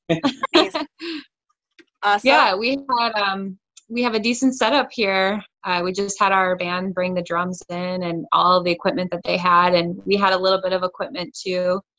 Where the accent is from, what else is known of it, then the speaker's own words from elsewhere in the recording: Minneapolis, Minnesota, United States; moved away as an adult; now in San Diego, United States; I'm from like the Minneapolis area.